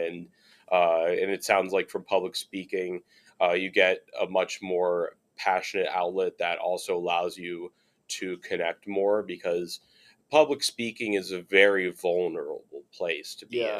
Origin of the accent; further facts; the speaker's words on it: Chicago, Illinois, United States; also born or lived in Virginia; now in Cincinnati, United States; I'm from Chicago